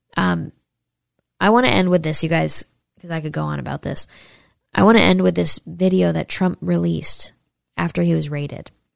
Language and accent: English; Saratoga Springs, New York, United States; moved away; near my hometown in upstate New York. I'm from uh, Saratoga